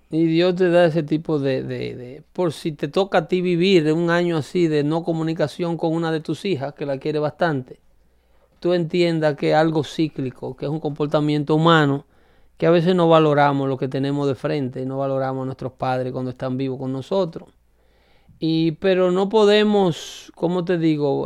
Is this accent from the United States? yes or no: no; Dominican Republic; moved away; La carretera del pueblo donde yo nací tienen 40 años haciéndola